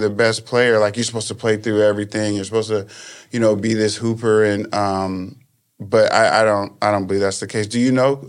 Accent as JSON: {"language": "English", "town": "Oxnard", "region": "California", "country": "United States", "tie": "born or raised there", "also_born_or_lived": "middle Georgia", "said": "I was born in Georgia, middle Georgia, but I call this home. I grew up in Oxnard. Went to Oxnard High School. I have a lot of friends out here. All my family is back in the South."}